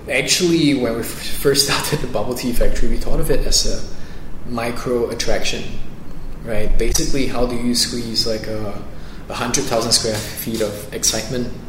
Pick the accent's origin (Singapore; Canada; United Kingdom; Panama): Singapore; I am from Singapore.